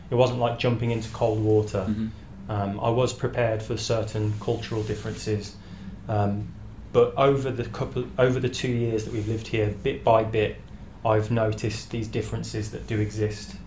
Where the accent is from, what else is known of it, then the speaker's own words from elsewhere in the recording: United Kingdom; moved away as an adult; now in Novi Sad, Serbia; unlike many people from Britain, um, we we never really saw ourselves staying in England